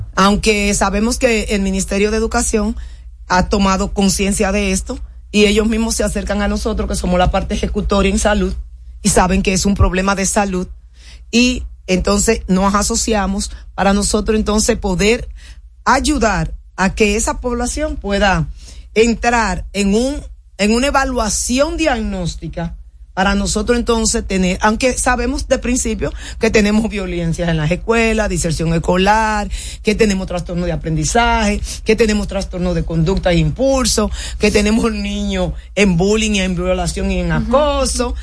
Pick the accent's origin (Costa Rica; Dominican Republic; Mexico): Dominican Republic; nosotros los psiquiatras dominicanos